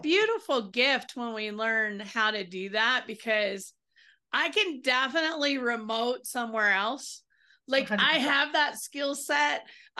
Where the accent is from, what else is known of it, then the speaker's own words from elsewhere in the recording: the South, United States; You can tell I'm from the South.